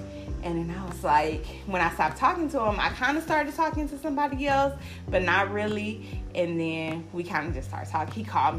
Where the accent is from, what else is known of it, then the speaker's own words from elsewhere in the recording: California, United States; I'm from California. So I said, oh, that's a Southern mindset too.